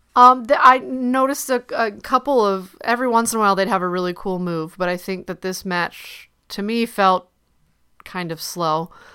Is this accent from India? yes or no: no; Ohio, United States; moved away; I'm not from Cleveland, but I am from Ohio